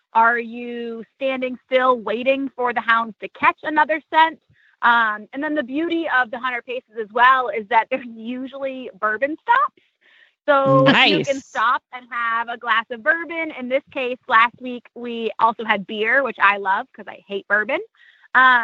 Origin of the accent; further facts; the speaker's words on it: Wyoming, United States; moved away; I grew up working in Wyoming as a cowgirl